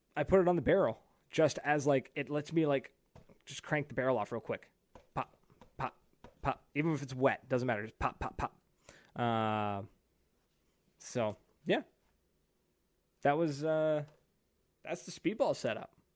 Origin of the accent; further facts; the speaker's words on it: New Brunswick, Canada; I am from New Brunswick, Canada. I am East Coast Canada, boy.